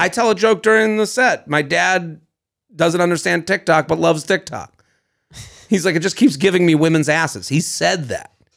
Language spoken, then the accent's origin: English; Boston, Massachusetts, United States; We're from Boston